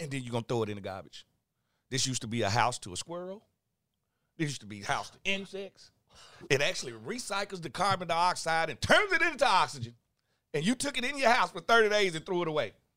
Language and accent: English; Mississippi, United States; moved away; I'm from Mississippi